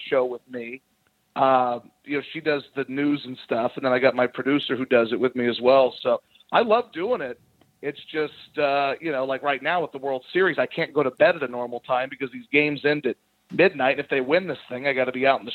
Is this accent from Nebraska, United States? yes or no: no; Baton Rouge, Louisiana, United States; I do another show for New Orleans since I'm from Baton Rouge